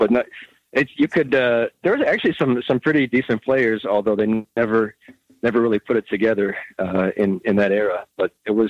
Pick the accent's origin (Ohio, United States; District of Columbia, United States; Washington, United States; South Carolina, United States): Ohio, United States; Cleveland; moved away; I grew up in the Cleveland, Ohio area, huge Indians fan as a kid.